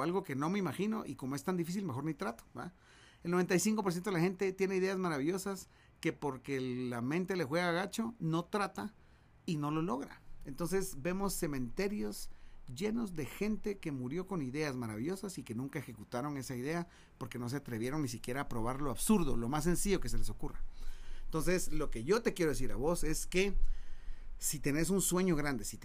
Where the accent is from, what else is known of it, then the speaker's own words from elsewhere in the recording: Guatemala; nosotros, mira que somos bienes verdes, somos de Guatemala, nos venimos en camioneta para México